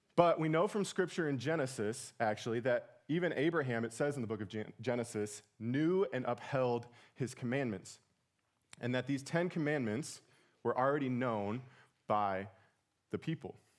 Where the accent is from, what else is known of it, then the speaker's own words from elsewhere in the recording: Portage, Indiana, United States; moved away; we're from Portage, Indiana